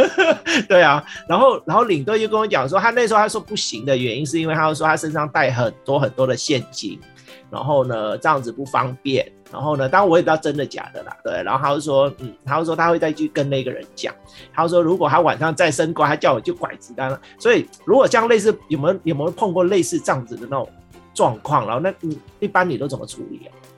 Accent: Vietnam; moved away; 我是越南，越南出生的嘛

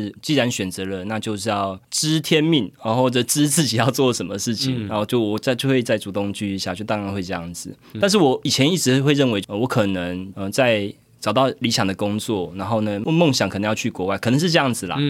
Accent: Zhudong, Hsinchu County, Taiwan; 至于我对于我的竹东家乡，他们会觉得我是台北人呢。

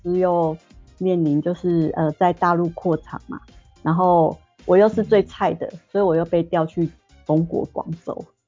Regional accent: Taiwan; also born or lived in Guangzhou, China; 整个部门只有我一个台干

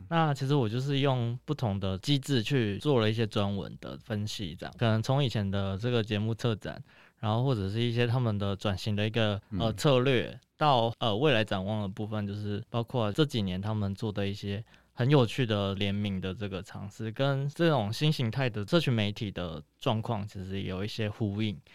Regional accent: Tainan, Taiwan; 那我也是从小在台南出生

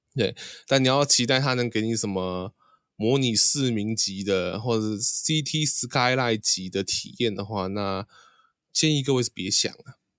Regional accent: Taiwan; accent: Taiwanese; 反正我们是台湾人嘛

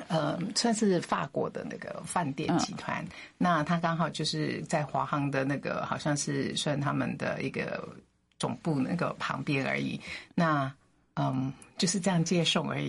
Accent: Philippines; moved away as an adult; also born or lived in United States; now in Taiwan; 我父母其实就已经在菲律宾出生了

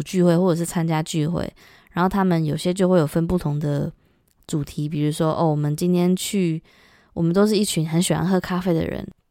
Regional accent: Taiwan; moved away as an adult; now in London, United Kingdom; 在台湾生活的时候，就我搬来这边

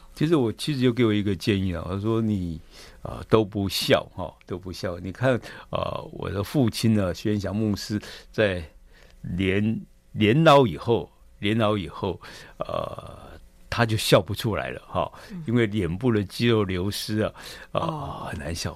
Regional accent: Keelung, Taiwan; 我们本身是在基隆市区长大的

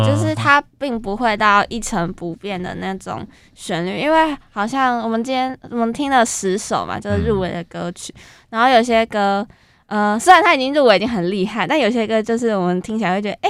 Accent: Kaohsiung, Taiwan; moved away as an adult; 我我我本身是高雄人，然后来北漂青年那种感觉

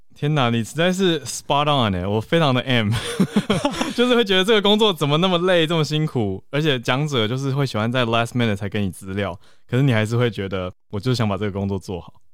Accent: Taiwan; 其实我们都是在台湾土生土长

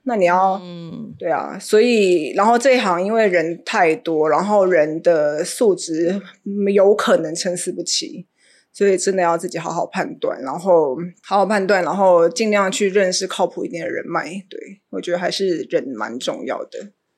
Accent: Xinzhuang, New Taipei, Taiwan; 我是真的土生土长在新庄

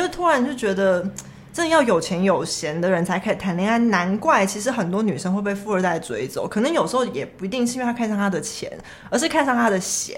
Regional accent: Taiwan; 我是台湾人

